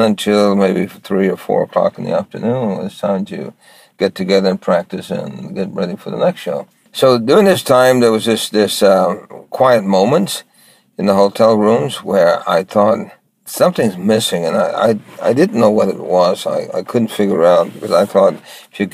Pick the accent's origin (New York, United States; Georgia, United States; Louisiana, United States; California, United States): New York, United States; New York City; I grew up in New York City and I was very poor